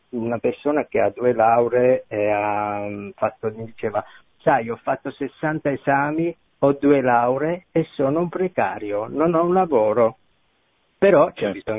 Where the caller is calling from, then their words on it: Milan, Lombardy, Italy; Salve, siamo da Milano.